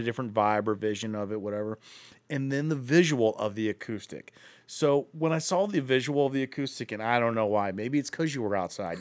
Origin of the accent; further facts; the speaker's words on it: Akron, Ohio, United States; I'm from Akron, too